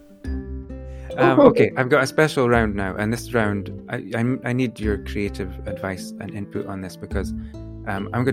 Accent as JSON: {"language": "English", "town": "Aberdeen", "region": "Scotland", "country": "United Kingdom", "tie": "born or raised there", "said": "I'm a photographer from Aberdeen in Scotland"}